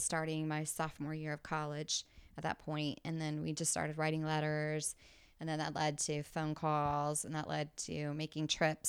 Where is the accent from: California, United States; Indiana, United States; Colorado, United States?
Indiana, United States; Indianapolis; because he lived in Evansville and I grew up in Indianapolis.